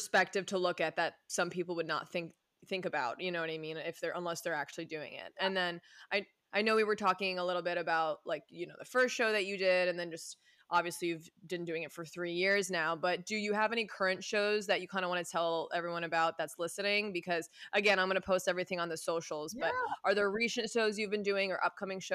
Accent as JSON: {"language": "English", "area": "Westchester", "region": "New York", "country": "United States", "moved": "as an adult", "lives_now": "West Coast, United States", "said": "I'm from New York"}